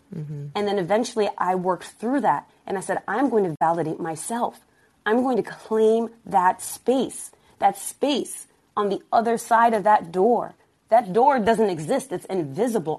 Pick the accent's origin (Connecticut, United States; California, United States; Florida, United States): Connecticut, United States; Stamford; also born or lived in Berlin, Germany; The environment that I grew up in in Stamford, Connecticut, it wasn't as glorious and gentrified as it is now.